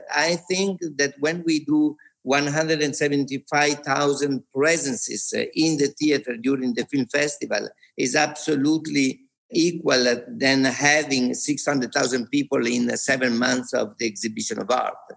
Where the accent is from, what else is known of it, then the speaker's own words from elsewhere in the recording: Venice, Veneto, Italy; moved away as an adult; also born or lived in Rome; now in Venice, Italy; was born in Venice. I lived here for 18 years. I did my school here.